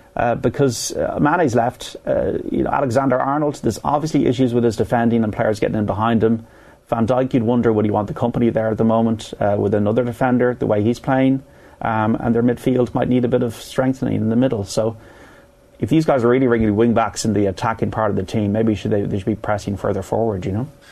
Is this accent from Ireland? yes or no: yes; Ireland